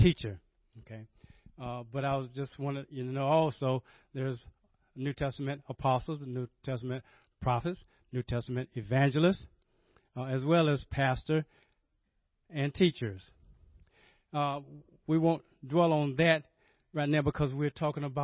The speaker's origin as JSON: {"language": "English", "town": "Rocky Mount", "region": "North Carolina", "country": "United States", "tie": "born or raised there", "said": "Rocky Mountain, North Carolina, which is my hometown"}